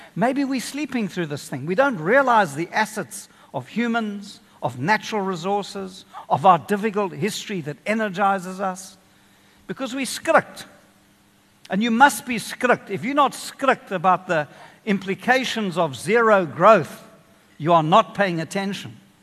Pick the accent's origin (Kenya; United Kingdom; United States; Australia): Kenya; now in South Africa; I grew up in Kenya.